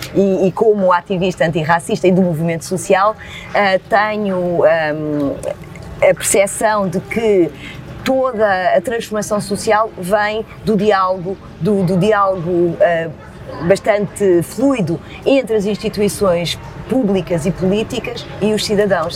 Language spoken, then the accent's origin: Portuguese; Lisbon, Portugal; A cidade é extraordinária, é, é a minha casa, é, foi onde eu cresci